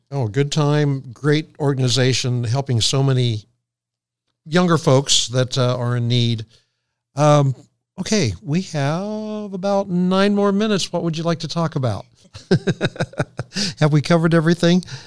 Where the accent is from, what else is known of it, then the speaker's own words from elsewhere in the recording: Morrow County, Ohio, United States; I was born in the Morrow County Hospital